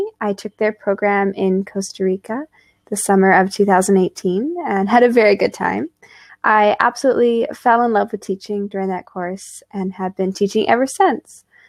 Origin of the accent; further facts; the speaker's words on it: British Columbia, Canada; now in Quebec, Canada; Hello, I'm Teacher … from Canada. I grew up in British Columbia, Canada, on the western side of the country, and now I live in Quebec, on the eastern side of the country.